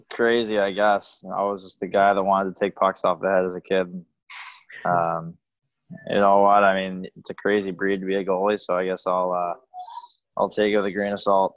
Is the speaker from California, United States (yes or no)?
yes; Bay Area, California, United States; growing up in the Bay Area